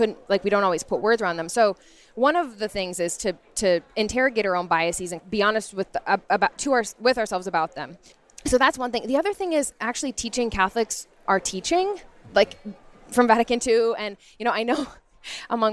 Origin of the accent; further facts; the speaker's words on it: United States; someone growing up in the States